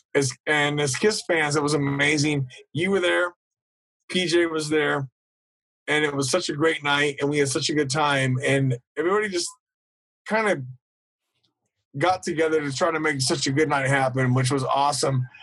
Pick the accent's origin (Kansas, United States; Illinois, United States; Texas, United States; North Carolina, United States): Kansas, United States; Topeka; I grew up in Topeka, Kansas, which is right in the middle of the country